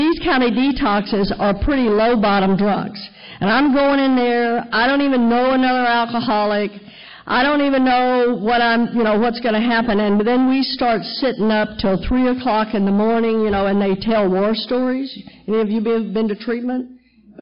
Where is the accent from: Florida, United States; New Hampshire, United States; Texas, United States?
Texas, United States; moved away as an adult; I'm a Texas girl, born and raised in Texas, right where they took the Bible Belt and gave it an extra pull